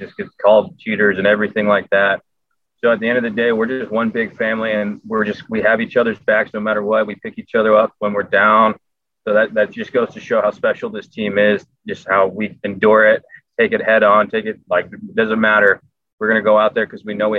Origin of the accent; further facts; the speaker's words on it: Southern California, United States; growing up in Southern California